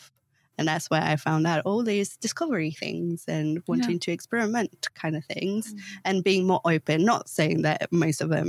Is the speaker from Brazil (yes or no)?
yes; Brazil; moved away as an adult; now in London, United Kingdom; I grew up in Brazil